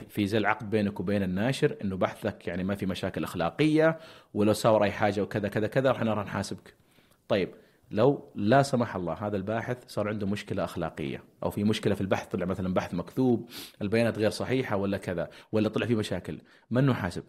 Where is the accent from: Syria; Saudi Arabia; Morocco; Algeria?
Saudi Arabia; عندنا في السعوديه